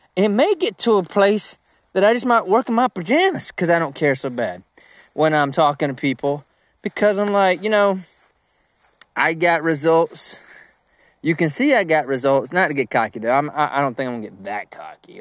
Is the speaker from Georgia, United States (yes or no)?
yes; Georgia, United States; I'm from Country Town